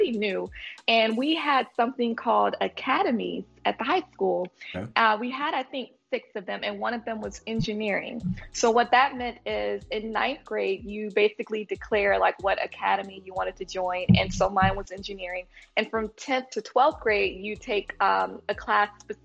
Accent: Montgomery, Alabama, United States; also born or lived in Oklahoma; Moved to Montgomery, and I lived there for a while

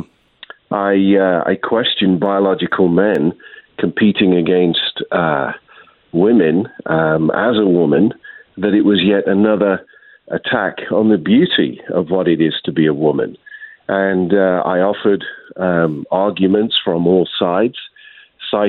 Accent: United Kingdom; moved away as an adult; also born or lived in Washington State / Austin, Texas; now in United States; I was an immigrant from the United Kingdom in 1999, and now a citizen with my family.

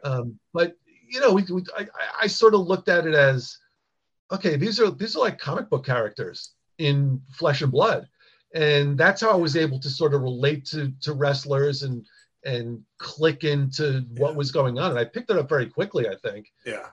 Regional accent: Long Island, New York, United States; I grew up on Long Island

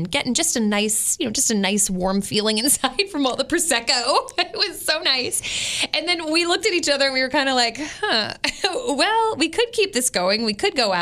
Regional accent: Westminster, Maryland, United States; moved away; I grew up in Westminster, Maryland

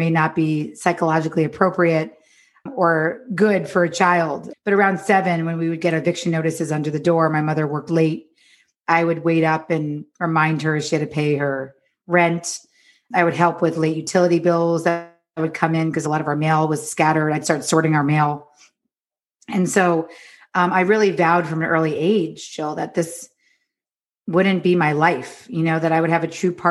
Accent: New York, United States; moved away as an adult; now in Los Angeles, United States; I'm from New York, but I live in Los Angeles now

